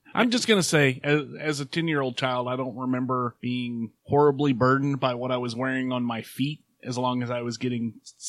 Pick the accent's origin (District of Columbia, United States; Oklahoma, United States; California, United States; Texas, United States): Oklahoma, United States; growing up in Oklahoma